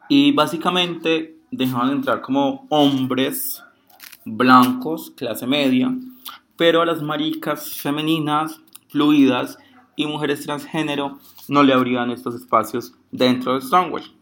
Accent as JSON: {"language": "Spanish", "town": "Pereira", "region": "Risaralda", "country": "Colombia", "said": "Tengo 22 años, soy de Puerto Caldas Pereira"}